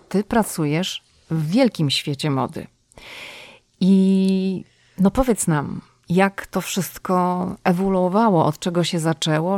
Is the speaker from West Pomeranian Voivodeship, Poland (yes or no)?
yes; Szczecin, West Pomeranian Voivodeship, Poland; ja jestem ze Szczecina